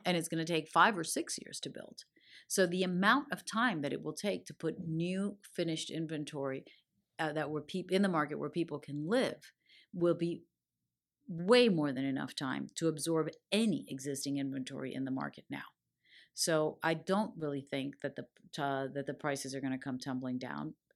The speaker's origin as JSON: {"language": "English", "town": "Miami", "region": "Florida", "country": "United States", "tie": "born or raised there", "said": "growing up in Miami."}